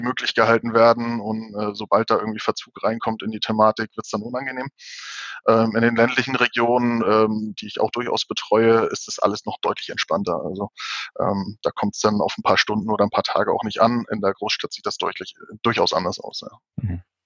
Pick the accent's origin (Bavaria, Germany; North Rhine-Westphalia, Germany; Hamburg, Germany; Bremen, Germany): Hamburg, Germany; ich bin zwar gebürtiger Hamburger